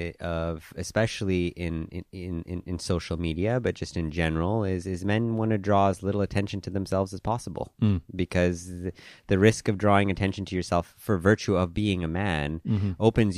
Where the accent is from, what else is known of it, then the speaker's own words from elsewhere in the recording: Hong Kong; also born or lived in Vancouver, Canada / Thailand; My own background, I was born in Vancouver, but I grew up in Hong Kong and Thailand. My parents are Indian, and my grandparents were born in Africa on my dad's side and in India on my mom's side.